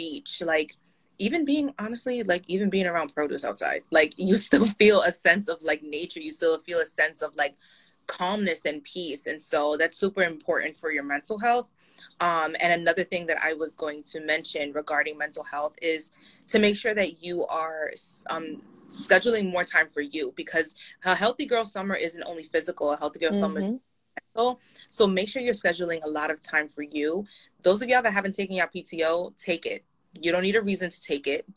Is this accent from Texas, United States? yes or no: no; New York City, New York, United States; as a New Yorker